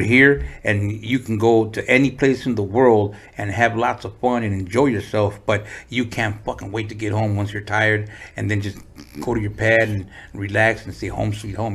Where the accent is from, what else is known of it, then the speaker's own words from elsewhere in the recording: San Diego, California, United States; also born or lived in Tijuana, Mexico; I was four, and uh, we moved to San Diego